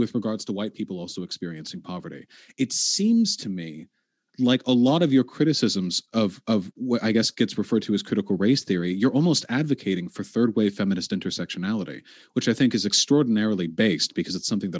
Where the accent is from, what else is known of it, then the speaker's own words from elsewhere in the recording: Beverly Hills, California, United States; I grew up in Beverly Hills